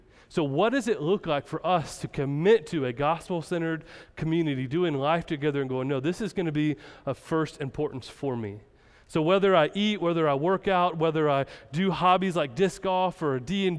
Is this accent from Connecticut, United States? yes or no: no; Kansas, United States; I'm from Kansas and there's nothing there.